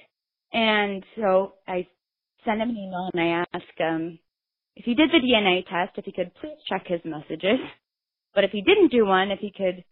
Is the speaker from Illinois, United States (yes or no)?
yes; Illinois, United States; I was born in Illinois, but my dad grew up in New Jersey